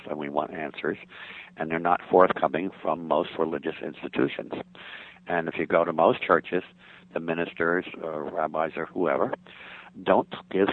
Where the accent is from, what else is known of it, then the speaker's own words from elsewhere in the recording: United States; the real religion we were raised with in the United States as children